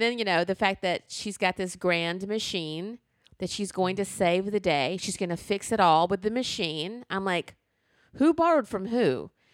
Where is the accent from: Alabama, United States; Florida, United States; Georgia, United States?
Alabama, United States; I grew up in the Jim Crow South, where in the seventh grade I went in to social studies class